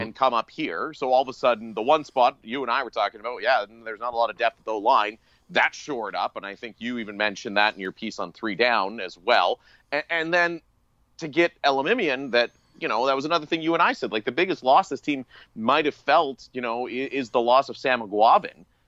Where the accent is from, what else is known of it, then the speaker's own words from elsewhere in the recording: Atikokan, Ontario, Canada; moved away; my hometown of Atticoken, Ontario